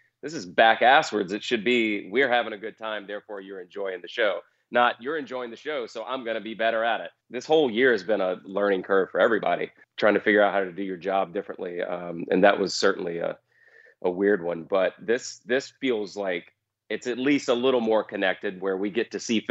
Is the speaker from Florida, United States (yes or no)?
no; North Carolina, United States; moved away as an adult; now in Nashville, United States; where I grew up in North Carolina